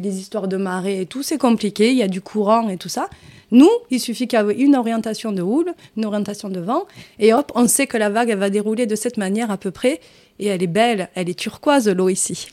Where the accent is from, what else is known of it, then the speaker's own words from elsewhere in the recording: Hérault, near Béziers, Occitania, France; accent: southern; moved away as an adult; also born or lived in Arcachon / Paris; now in Marseille, France; je suis revenue dans ma région d'origine, c'est euh, originaire de ma famille, qui est l'Hérault, euh, à côté de Béziers, un village à côté